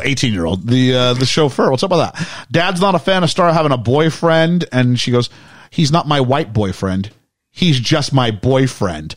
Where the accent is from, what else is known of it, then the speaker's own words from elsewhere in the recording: United Kingdom; I'm British